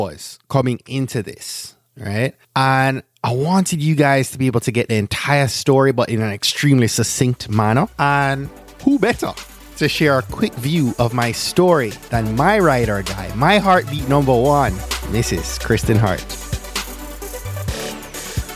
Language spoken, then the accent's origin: English; Jamaica; I'm a Jamaican